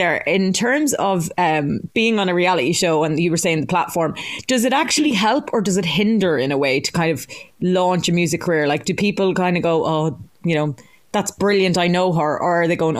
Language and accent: English; Ireland